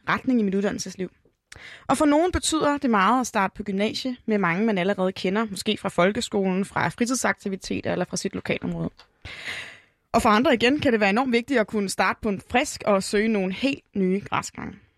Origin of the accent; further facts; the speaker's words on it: Hillerød, Capital Region of Denmark, Denmark; min hjemby Hillerød